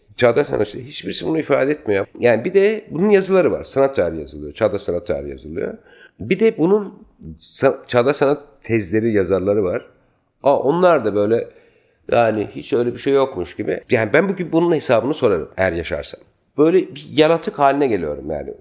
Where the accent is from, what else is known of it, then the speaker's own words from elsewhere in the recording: Ankara, Turkey; also born or lived in Adıyaman / Paris; now in Istanbul, Turkey; çocukluğum Ankara'da geçti.